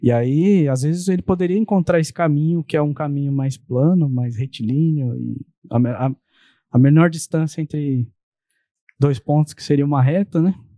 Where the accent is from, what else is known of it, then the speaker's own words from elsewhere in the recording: Santo André, São Paulo, Brazil; eu sou de Santo André, moro lá nesse endereço que eu moro desde 2009